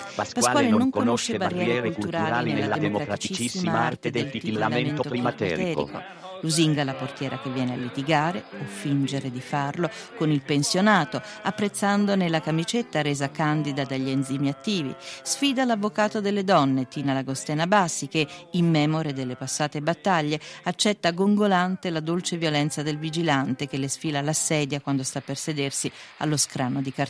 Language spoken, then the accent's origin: Italian; Rome, Lazio, Italy; born there; Sono nato a Roma il 31 maggio del 1944.